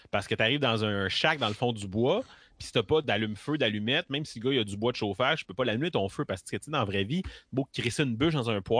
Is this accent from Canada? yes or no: yes; Quebec, Canada; je viens du Québec, moi